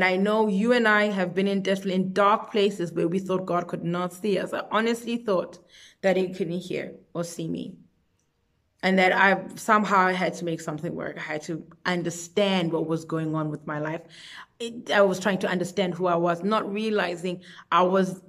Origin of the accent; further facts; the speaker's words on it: South Africa; I'm myself from South Africa